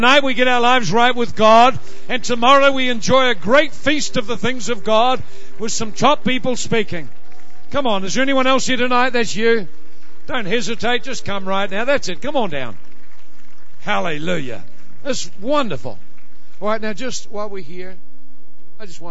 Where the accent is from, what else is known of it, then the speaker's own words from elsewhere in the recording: Ireland; I know I'm from Ireland